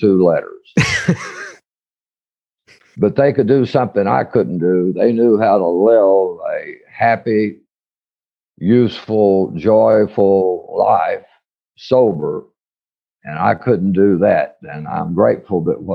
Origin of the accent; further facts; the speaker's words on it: Odessa, Texas, United States; I was raised out in West Texas in Odessa